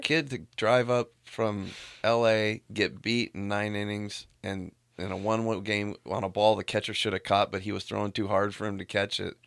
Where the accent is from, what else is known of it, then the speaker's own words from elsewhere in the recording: Walnut, California, United States; I grew up in Walnut right by Pomona